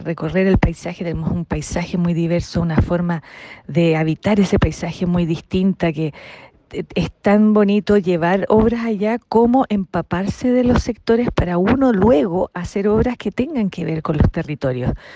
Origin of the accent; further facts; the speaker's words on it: Viña del Mar, Valparaíso, Chile; Yo no soy de Santiago, yo soy de Viña